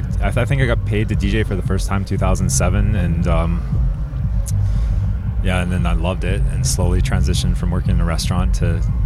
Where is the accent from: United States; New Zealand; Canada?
Canada; Kelowna, British Columbia; moved away as an adult; now in Whistler, Canada; I grew up in BC in Kelowna, but moved there just for the winter in 2006 and just never left.